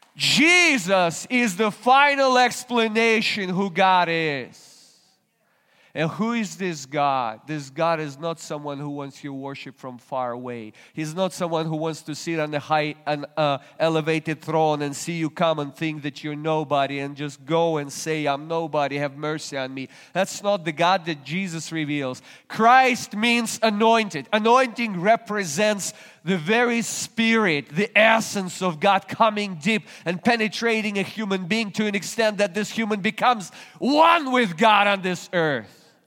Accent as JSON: {"language": "English", "country": "Russia", "moved": "as an adult", "lives_now": "United States", "said": "I was still a Russian citizen. Today I'm an American citizen"}